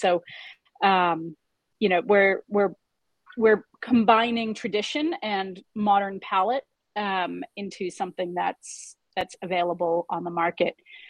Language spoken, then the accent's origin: English; United States; now in Rwanda; I'm from America, right? And I had never heard of sorghum before I moved to Africa.